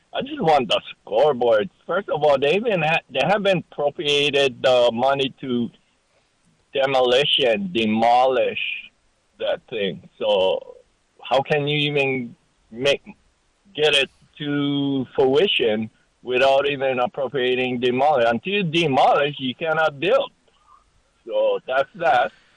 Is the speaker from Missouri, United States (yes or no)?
no; Maui, Hawaii, United States; I'm from Maui originally